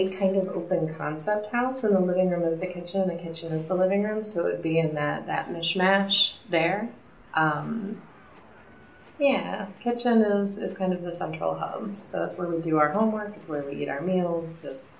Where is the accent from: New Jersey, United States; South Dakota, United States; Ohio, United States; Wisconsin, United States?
Ohio, United States; Wadsworth; I grew up in Wandsworth, Ohio. It's an exurb outside of Akron.